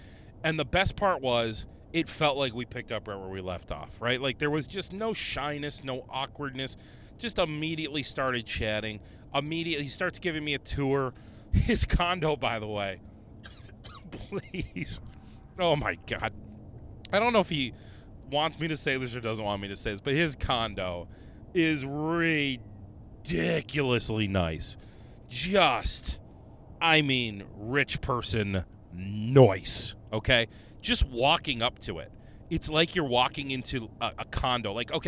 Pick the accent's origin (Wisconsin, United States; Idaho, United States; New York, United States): New York, United States; Rochester; I go, oh, you know what? I'm from Rochester. There's always a shooting in the area.